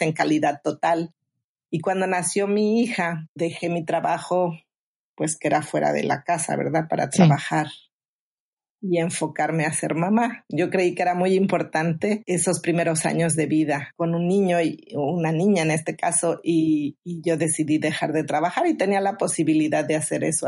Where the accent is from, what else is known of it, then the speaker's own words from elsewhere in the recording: Mexico; now in Phoenix, United States; soy originaria de México